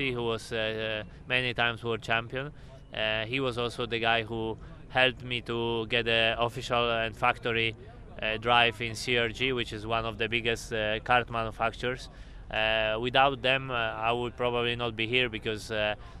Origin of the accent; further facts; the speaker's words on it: Krakow, Lesser Poland, Poland; center of the town where I was born in Krakow